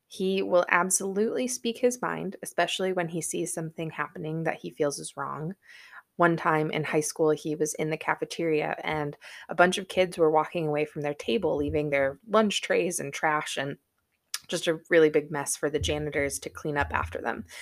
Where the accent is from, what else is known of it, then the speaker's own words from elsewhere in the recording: Wisconsin, United States; growing up in Wisconsin